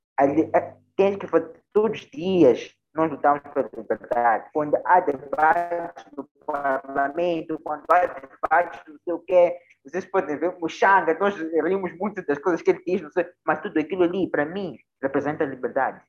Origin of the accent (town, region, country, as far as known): Mozambique